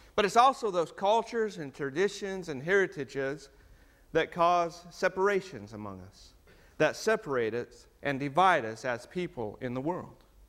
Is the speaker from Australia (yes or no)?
no; United States; now in New Zealand; as an American